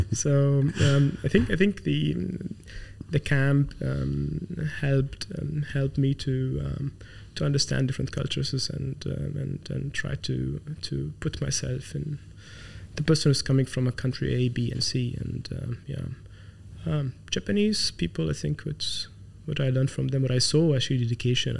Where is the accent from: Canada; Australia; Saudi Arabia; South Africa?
Saudi Arabia; Khafji, Eastern Province; English is a second language; moved away as an adult; also born or lived in Germany; now in Dubai, United Arab Emirates; I'm born and raised in Saudi, so by the way, yeah. and, and born uh, I was born in Khafji